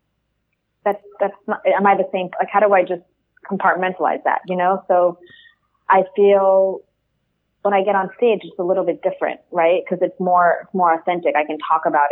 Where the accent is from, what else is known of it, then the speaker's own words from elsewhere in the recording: New York City, New York, United States; I'm a New Yorker.